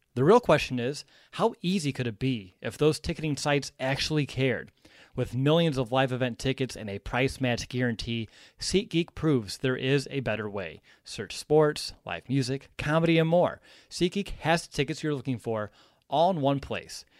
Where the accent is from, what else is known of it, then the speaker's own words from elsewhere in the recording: Bloomington, Indiana, United States; We had a few storms down here in Bloomington, Indiana